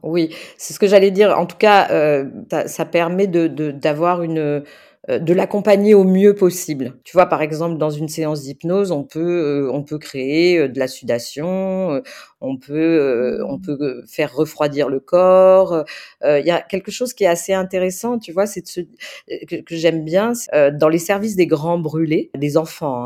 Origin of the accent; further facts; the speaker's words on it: the South, south of France, France; also born or lived in Marseille; now in Paris, France; je viens du Sud, j'ai grandi là-bas